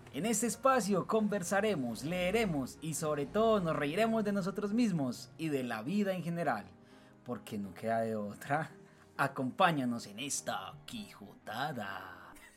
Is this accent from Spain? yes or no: no; Urrao, Antioquia, Colombia; Soy de Urrao